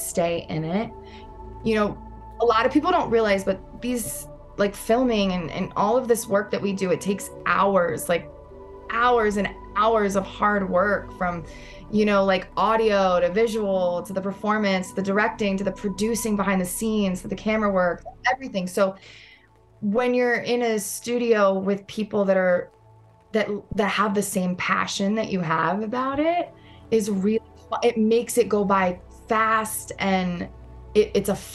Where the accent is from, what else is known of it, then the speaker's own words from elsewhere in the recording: New York City, New York, United States; I'm a New Yorker through and through. And normally I'm hiding my accent